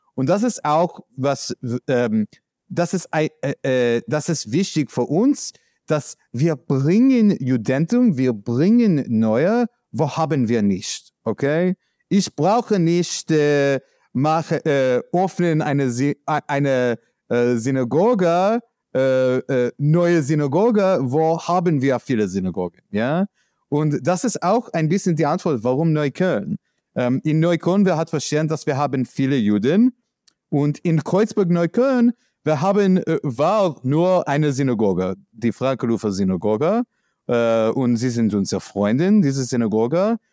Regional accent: New York, United States; German is a second language; moved away as an adult; now in Berlin, Germany; ich komme aus New York

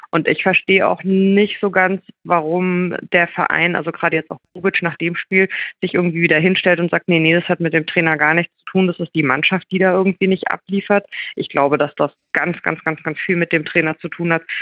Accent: Mainz, Rhineland-Palatinate, Germany; kann als Mainzer bin ich sicherlich, was die Eintracht angeht, emotional irgendwie nicht beeinflusst

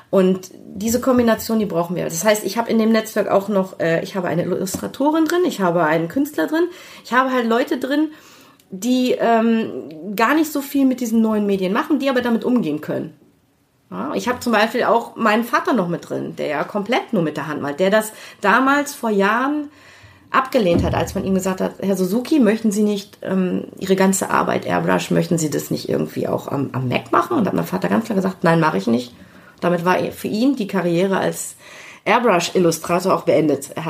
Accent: Kiel, Schleswig-Holstein, Germany; Ja, kommt daher, ich bin gebürtig aus Kiel

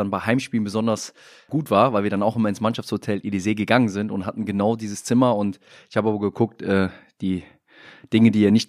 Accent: Rhineland, Germany; ich bin als Rheinländer immer ein proaktiver gewesen in der Kabine

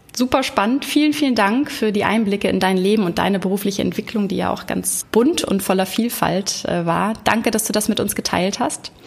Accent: Hamburg, Germany; heute aus Hamburg, meiner Heimatstadt

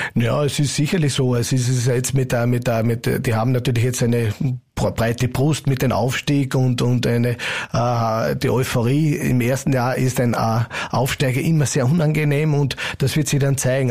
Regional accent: Carinthia, Austria; als alle Kärntner

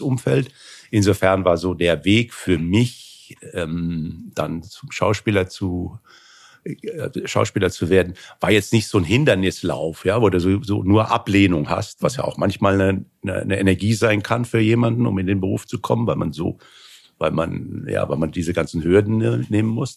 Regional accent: Hanau, Hesse, Germany; in Hanau, wo ich herkomme, in der Nähe von Frankfurt, im Hessischen

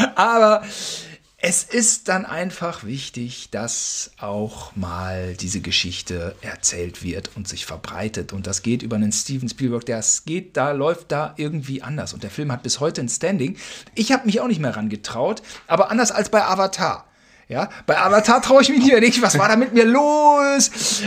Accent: Germany; wir als Deutsche

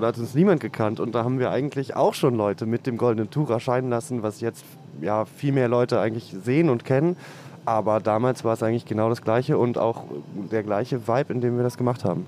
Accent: Spandau, Berlin, Germany; Und ich bin aus Spandau.

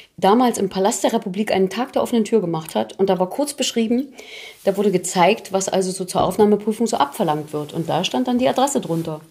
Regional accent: Thuringia, Germany; accent: Thuringian; moved away

